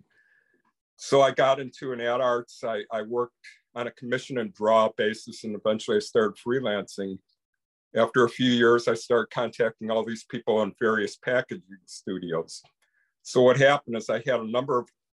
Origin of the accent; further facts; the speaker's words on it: Chicago, Illinois, United States; I grew up in the Chicago area